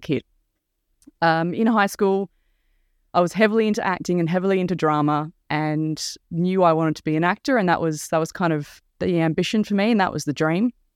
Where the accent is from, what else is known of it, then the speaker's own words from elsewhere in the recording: Mornington Peninsula, Victoria, Australia; I'm from the Mornington Peninsula, down where HMAS Cerberus is